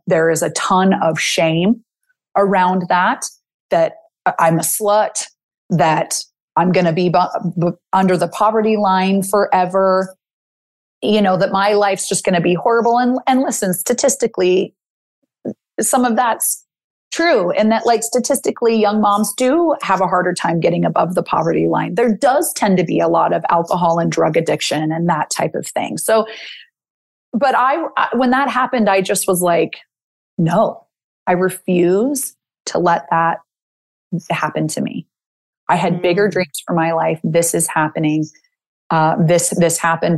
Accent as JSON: {"language": "English", "town": "Salt Lake City", "region": "Utah", "country": "United States", "said": "I'm from Salt Lake City, Utah."}